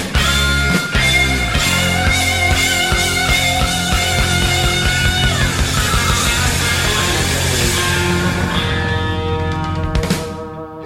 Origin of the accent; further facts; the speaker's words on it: United States; I'm American